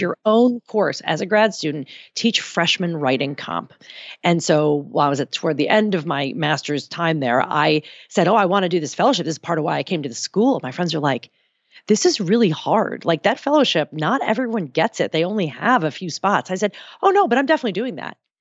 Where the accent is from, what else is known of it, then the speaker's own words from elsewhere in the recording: New Jersey, United States; I grew up in New Jersey